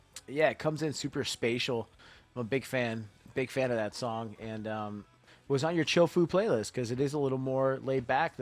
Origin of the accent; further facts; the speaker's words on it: Miami, Florida, United States; South Florida